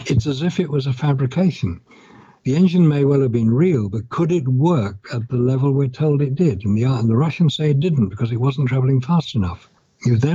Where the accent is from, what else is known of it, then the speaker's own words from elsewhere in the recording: United Kingdom; I'm British. I've lived in Britain